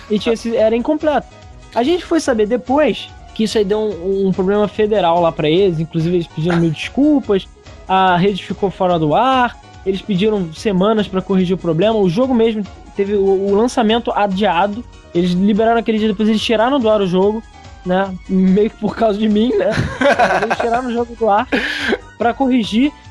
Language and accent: Portuguese; Rio de Janeiro, Brazil; Eu, eu sou do Rio, eu ligava para São Paulo.